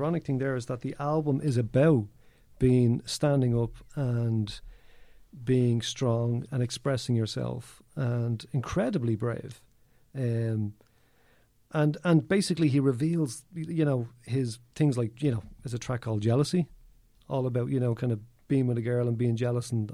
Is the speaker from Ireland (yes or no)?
yes; Dublin, Leinster, Ireland; now in Donegal, Ireland; I'm from Kilbarrick, you know, actually live in Donegal now